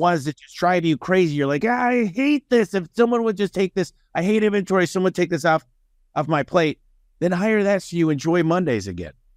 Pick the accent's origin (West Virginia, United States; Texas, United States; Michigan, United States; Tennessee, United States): Michigan, United States; Detroit; now in Phoenix, United States; I'm originally from a suburb of Detroit, Michigan, and when you're a kid growing up in Detroit